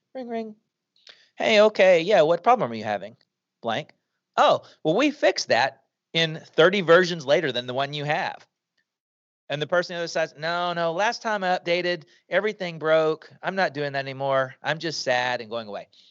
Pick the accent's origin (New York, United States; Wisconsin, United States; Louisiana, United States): Louisiana, United States; Shreveport; moved away as an adult; We, we moved back to Shreveport, Louisiana, where I was from